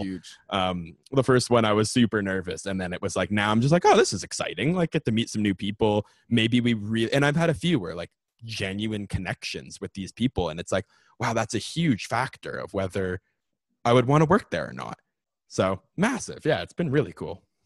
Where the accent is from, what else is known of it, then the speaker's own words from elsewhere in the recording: Canada; also born or lived in Ontario; I'm Canadian.